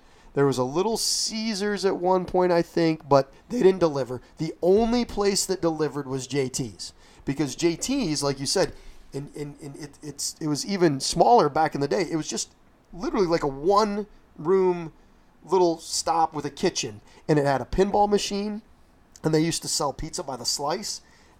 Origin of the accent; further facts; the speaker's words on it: Whitneyville, United States; I grew up out in Whitneyville, which back in the day, and it kind of is now, but really more so back in the 80s and 90s, if you lived out there, that was like the boonies.